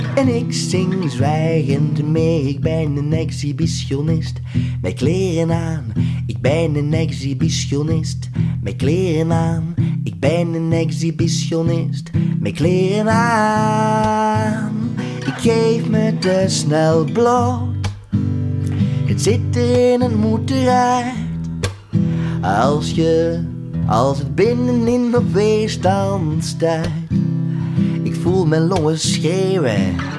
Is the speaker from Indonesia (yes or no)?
no; Overijse, Flanders, Belgium; also born or lived in Leuven; in Jezusijk, um, ehm, in Overijssel, waar ik vandaan kom